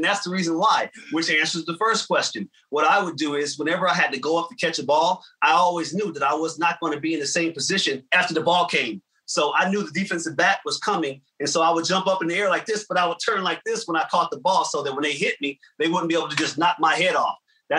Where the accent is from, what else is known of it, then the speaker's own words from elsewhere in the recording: Trenton, New Jersey, United States; But I'm actually originally from Trenton, New Jersey.